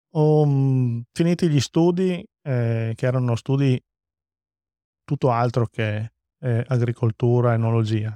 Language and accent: Italian; Friuli-Venezia Giulia, Italy; arrivo a casa col diploma in tasca e guardo la mia terra, che questo posto, questo luogo secondo me è magico